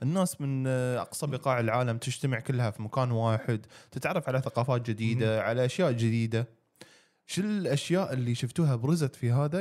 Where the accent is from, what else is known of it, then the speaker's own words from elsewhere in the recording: Qatar; عندنا في قطر